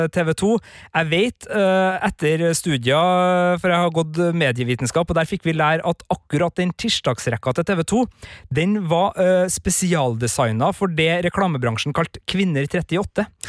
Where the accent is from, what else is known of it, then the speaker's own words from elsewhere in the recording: Klæbu, Trøndelag, Norway; moved away; hjemme i Klæbu